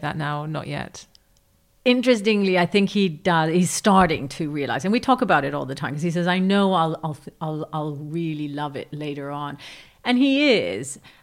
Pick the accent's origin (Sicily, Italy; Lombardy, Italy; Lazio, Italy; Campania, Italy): Lazio, Italy; Rome; moved away; I grew up in Rome during the Red Brigades